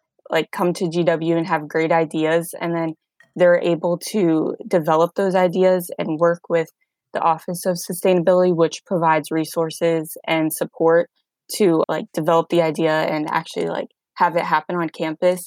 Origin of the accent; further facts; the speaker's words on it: Northern Virginia, United States; I'm from Northern Virginia, just about 30 minutes outside of DC